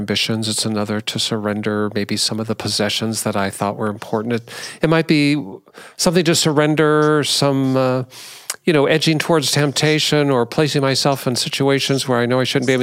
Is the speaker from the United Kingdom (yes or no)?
no; Seattle, Washington, United States; when I was a young guy, I grew up in Seattle